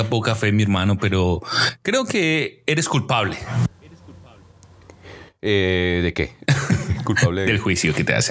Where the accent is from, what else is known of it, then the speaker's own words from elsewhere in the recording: Colombia; now in Mexico; cuando yo vine de Colombia a México